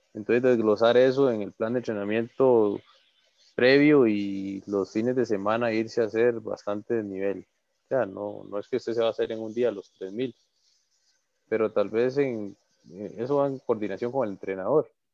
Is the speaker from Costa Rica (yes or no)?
yes; his town near the Barva volcano, Heredia, Costa Rica; aquí en mi pueblo